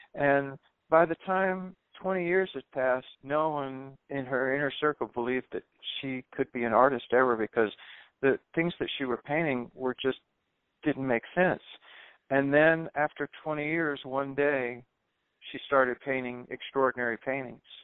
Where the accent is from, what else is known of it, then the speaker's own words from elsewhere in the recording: the South, United States; moved away as an adult; also born or lived in New York City; I was running away from the South